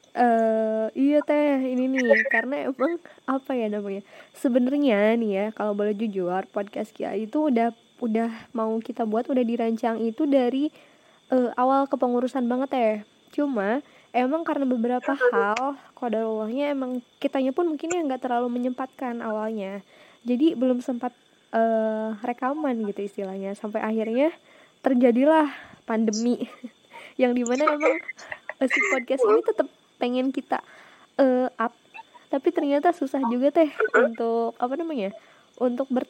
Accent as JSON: {"language": "Indonesian", "region": "West Java", "country": "Indonesia", "said": "mungkin iya ya karena kita orang Sunda semua kan ya yang di sini"}